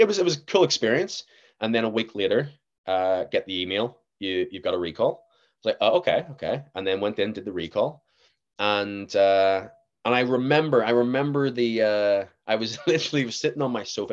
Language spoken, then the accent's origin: English; Belfast, Northern Ireland, United Kingdom; accent: generic Northern Irish; I'm from Belfast, uh, well, in and about Belfast.